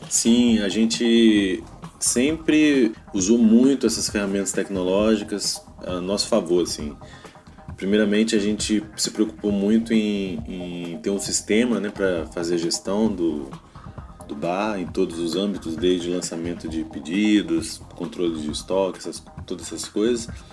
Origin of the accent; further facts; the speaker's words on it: Juiz de Fora, Minas Gerais, Brazil; also born or lived in Espírito Santo; now in Vila Velha, Brazil; Eu sou mineiro de Juiz de Fora, mas moro aqui no Espírito Santo desde 2004.